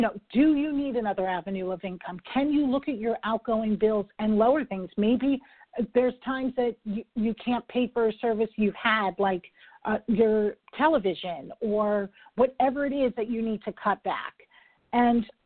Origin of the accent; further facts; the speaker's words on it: New York, United States; I am a New Yorker